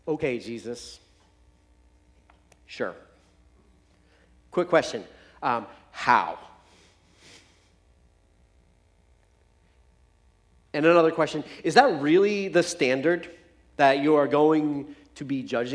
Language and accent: English; United States; as English-speaking Americans